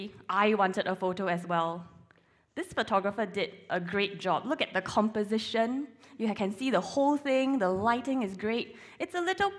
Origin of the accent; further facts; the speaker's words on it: Singapore; moved away as an adult; now in Sheffield, United Kingdom; I'm originally from Singapore